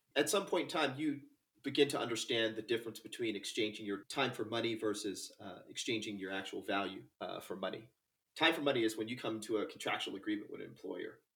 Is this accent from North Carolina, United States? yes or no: yes; North Carolina, United States; I'm from North Carolina, the south of the United States. And uh, I grew up uh, actually on the ocean